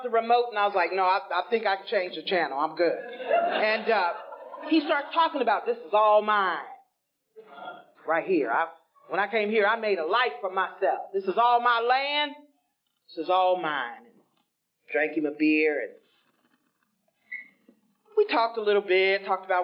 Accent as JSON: {"language": "English", "town": "Greenville", "region": "South Carolina", "country": "United States", "tie": "born or raised there", "moved": "yes", "lives_now": "Cincinnati, United States", "said": "I'm originally from Greenville, South Carolina"}